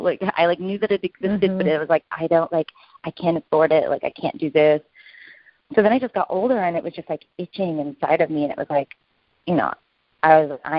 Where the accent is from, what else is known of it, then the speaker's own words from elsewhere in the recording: Provo, Utah, United States; moved away; I grew up in Provo, Utah